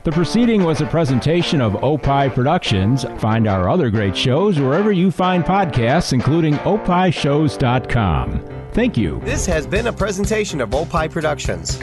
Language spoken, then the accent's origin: English; England, United Kingdom; moved away; I am from England.